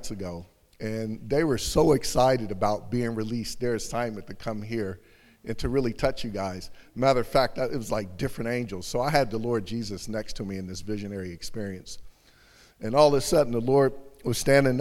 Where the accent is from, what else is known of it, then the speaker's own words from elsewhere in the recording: United States; now in United Kingdom; I'm American, so I'm from the States